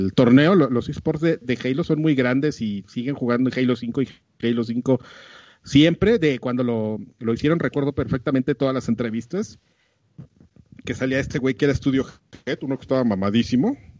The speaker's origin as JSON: {"language": "Spanish", "country": "Mexico"}